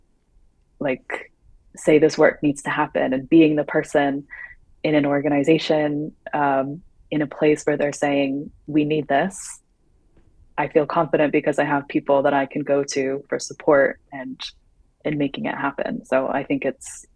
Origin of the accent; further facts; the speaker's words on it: United States; moved away; as an American living abroad